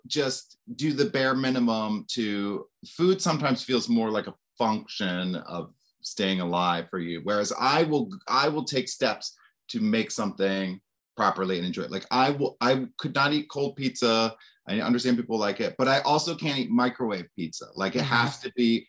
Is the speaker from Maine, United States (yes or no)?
yes; Maine, United States; moved away; I grew up in Maine